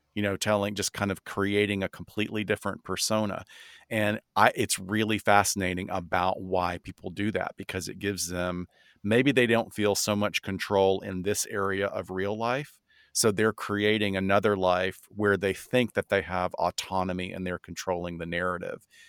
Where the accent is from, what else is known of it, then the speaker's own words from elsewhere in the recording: the South, United States; I'm from the South